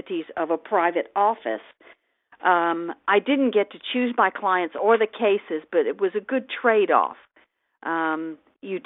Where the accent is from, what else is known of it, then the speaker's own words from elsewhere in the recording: England, United Kingdom; now in United States; I was born in England and moved to the United States in 1960 with my family